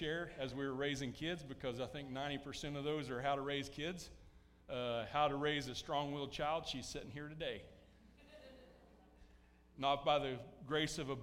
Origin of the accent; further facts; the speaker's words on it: United States; Now, I enjoy being American, and to a certain point, being an American defines how I act